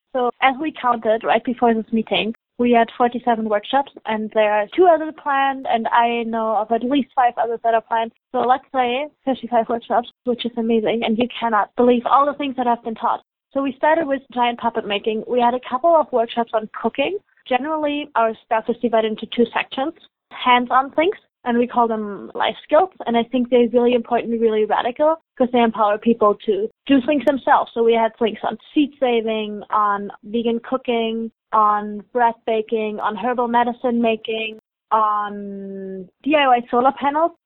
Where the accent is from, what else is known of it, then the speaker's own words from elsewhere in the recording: Germany; moved away as an adult; now in Halifax, Canada; I'm originally from Germany and I came here for an exchange for university.